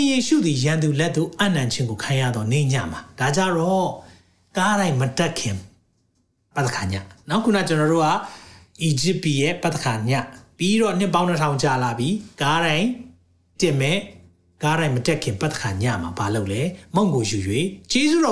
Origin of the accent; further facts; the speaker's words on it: Myanmar; moved away as an adult; also born or lived in United Kingdom; ကျွန်တော်မြန်မာလူမျိုးတွေအတွက်အဲဘာကြောင့်လဲဆိုတော့ကျွန်တော်2003 2003မှာကျွန်တော် UK နိုင်ငံမှာ